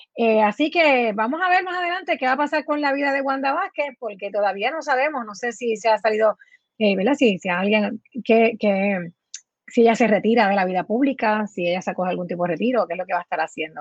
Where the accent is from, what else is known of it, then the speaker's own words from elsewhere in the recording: Puerto Rico; nos identifica a nosotros como puertorriqueños